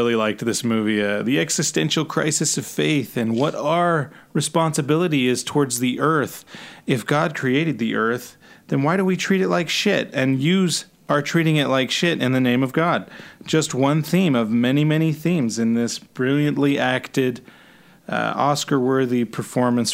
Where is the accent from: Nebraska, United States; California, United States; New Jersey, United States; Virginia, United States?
California, United States; I grew up in California, a nice part of California